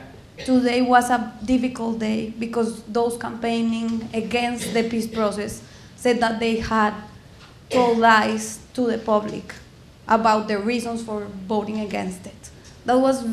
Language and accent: English; Colombia; I'm also from Colombia.